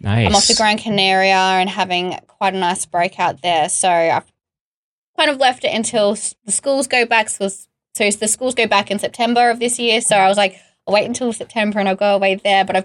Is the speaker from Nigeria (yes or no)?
no; Australia; now in United Kingdom; I'm from Australia.